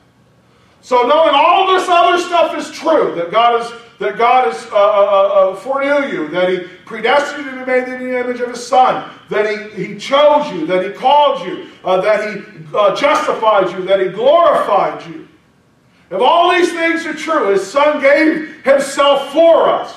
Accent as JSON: {"language": "English", "country": "United States", "said": "I'm spoiled American."}